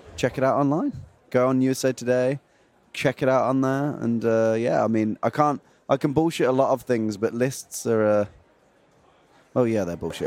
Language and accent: English; Feckenham, West Midlands, United Kingdom; I'm from two hours north of Birmingham, uh, two hours north of London, near a city called Birmingham um, and a village called Feckenham